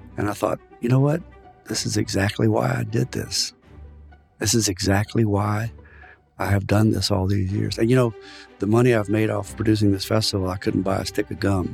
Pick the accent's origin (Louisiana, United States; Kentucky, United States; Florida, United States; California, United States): Louisiana, United States; South; also born or lived in Indiana / France; I was born here in South Louisiana in a French-speaking family